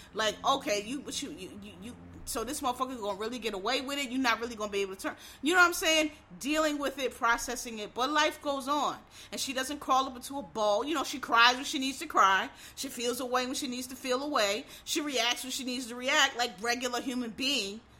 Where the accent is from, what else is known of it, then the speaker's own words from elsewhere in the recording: United States; as African American